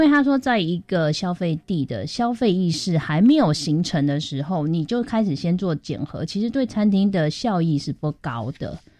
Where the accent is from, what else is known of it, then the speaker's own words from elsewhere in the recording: Taiwan; 我们台湾自己真的有可能抗抵抗那个极端气候吗？